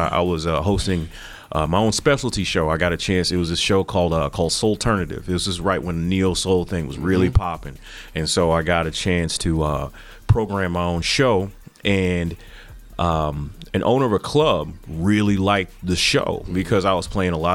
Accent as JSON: {"language": "English", "town": "St. Louis", "region": "Missouri", "country": "United States", "moved": "yes", "said": "I'm originally from St. Louis"}